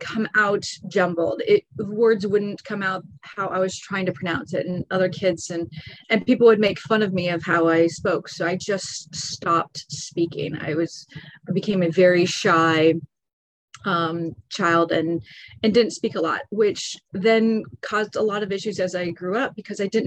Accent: Lawrence, Kansas, United States; moved away as an adult; also born or lived in Bradenton, Florida; now in Florida, United States; I grew up in Kansas and had incredible, incredible parents

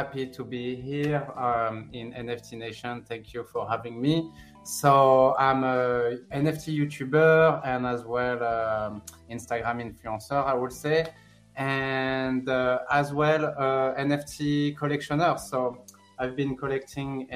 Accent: Sanary-sur-Mer, Provence-Alpes-Côte d'Azur, France; English is a second language; moved away as an adult; now in United States; I'm from France. I was born and raised in France, in south of France, nearby Marseille, a small city called Sanary-sur-Mer.

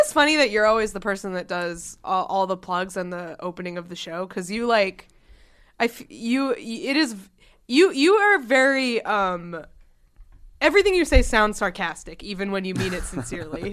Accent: Concord, New Hampshire, United States; moved away; Concord, New Hampshire, my hometown.

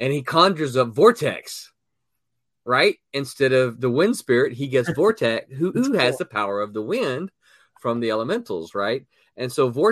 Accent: Mississippi, United States; I'm from Mississippi

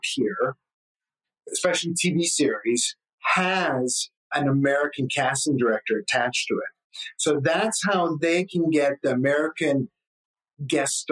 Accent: Canada; I'm from Canada

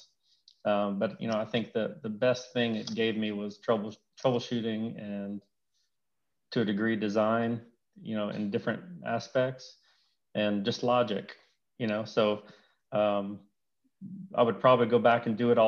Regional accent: Elton, Louisiana, United States; moved away as an adult; also born or lived in Houston / Baton Rouge; I grew up in Louisiana, a small town called Elton, Louisiana.

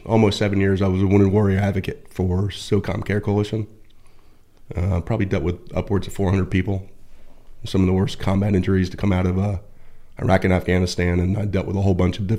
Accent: Point Pleasant, New Jersey, United States; also born or lived in Pennsylvania / Virginia Beach; I was born in Point Pleasant, New Jersey.

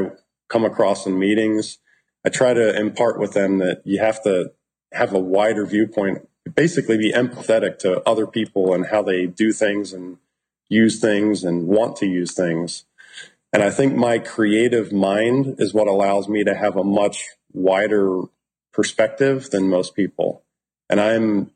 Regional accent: distant suburbs of Philadelphia, southeastern Pennsylvania, United States; I grew up in Pennsylvania, southeastern Pennsylvania. I like to say distant suburbs of Philadelphia

